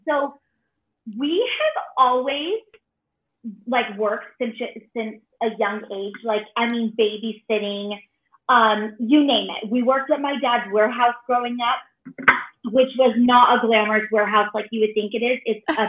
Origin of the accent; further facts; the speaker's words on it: Phoenix, Arizona, United States; We are from Phoenix, Arizona, and we actually live in Mesa, which is a suburb right out of outside of Phoenix. And we are born and raised here.